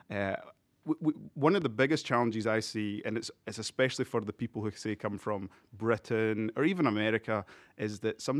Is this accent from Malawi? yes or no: yes; Malawi; born there; And I was born in Africa, I was born in Malawi.